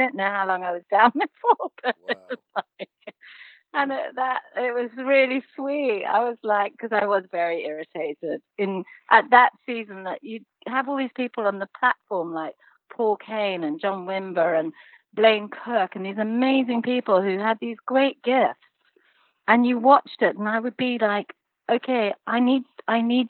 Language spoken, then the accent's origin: English; Zimbabwe; moved away; I was born and raised in Zimbabwe, and the gentleman who raised me as a child was actually a witch doctor